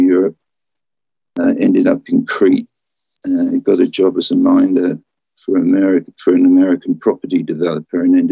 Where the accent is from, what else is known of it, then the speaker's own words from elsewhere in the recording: London, United Kingdom; moved away as an adult; also born or lived in Philippines; I'm a Londoner.